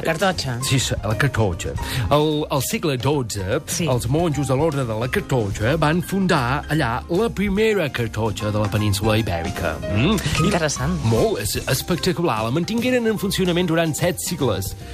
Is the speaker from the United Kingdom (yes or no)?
yes; Crofton, Yorkshire and the Humber, United Kingdom; Catalan is a second language; moved away as an adult; now in Catalonia, Spain; Jo vaig néixer a Crofton, molt a prop de Leeds, i allà d'adolescent vaig treballar a la ràdio local